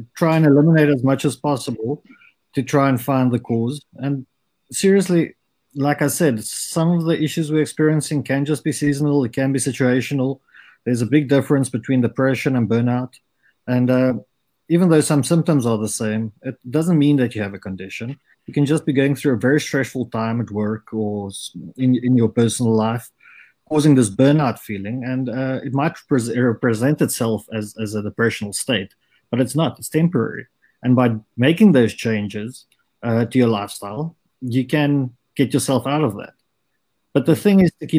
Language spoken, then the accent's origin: English; South Africa; having had the culture of growing up in South Africa